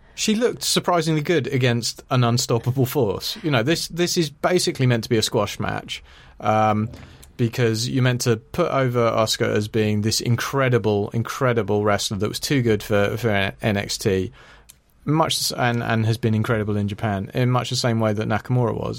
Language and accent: English; Ireland; I'm Irish